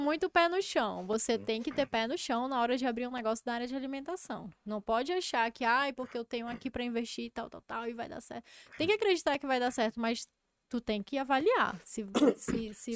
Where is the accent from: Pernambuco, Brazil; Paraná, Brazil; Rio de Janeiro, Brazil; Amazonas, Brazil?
Amazonas, Brazil; Eu não tenho vergonha de ser amazonense